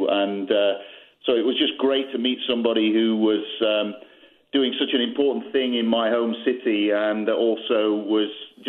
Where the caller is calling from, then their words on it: United Kingdom; I'm calling from the UK